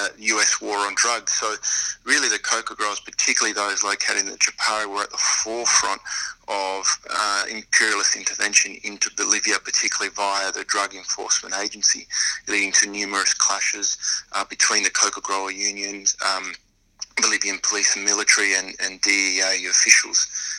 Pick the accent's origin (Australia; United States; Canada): Australia; also born or lived in Argentina; I was born in Argentina, although I grew up here in Australia